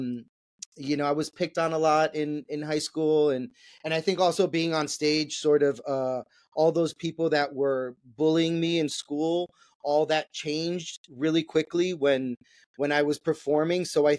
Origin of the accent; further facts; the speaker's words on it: New York City, New York, United States; I was born and raised in New York City, in Manhattan. I grew up in Washington Heights, went to high school in the Bronx